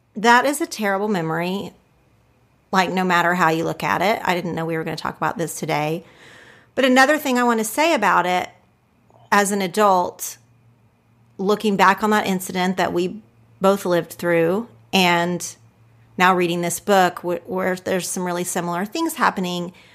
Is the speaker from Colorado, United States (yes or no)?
no; Oklahoma, United States; I grew up in Oklahoma, did not know a single Jewish person